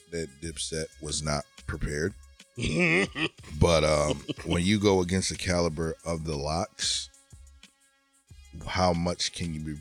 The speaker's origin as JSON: {"language": "English", "region": "Connecticut", "country": "United States", "said": "I'm from Connecticut"}